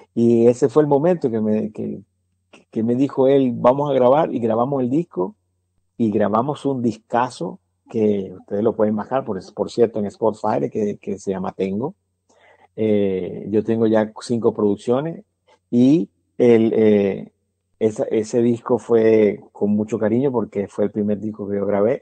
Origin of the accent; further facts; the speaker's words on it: Venezuela; now in United States; yo soy venezolano